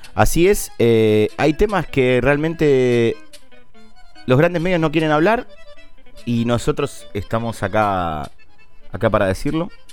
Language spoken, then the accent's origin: Spanish; Argentina; como argentino, que como latinoamericano